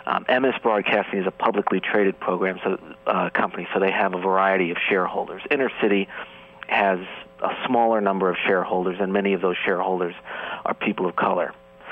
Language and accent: English; New York City, New York, United States; So WBLS is one of my hometown radio stations.